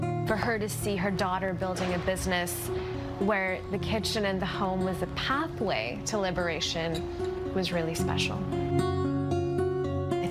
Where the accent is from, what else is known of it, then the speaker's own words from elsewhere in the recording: Karachi, Sindh, Pakistan; moved away as an adult; I was born in Karachi in Pakistan